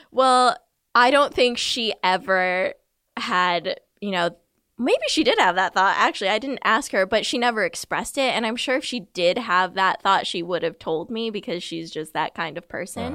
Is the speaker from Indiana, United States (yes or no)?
no; Southern California, United States; I grew up in Southern California, about forty miles southeast of L